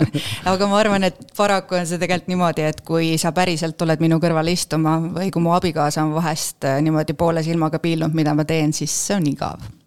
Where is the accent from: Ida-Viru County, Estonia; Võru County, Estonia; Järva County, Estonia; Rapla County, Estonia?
Järva County, Estonia; Paide; moved away as an adult; also born or lived in Turku, Finland; ma olen põline paidekas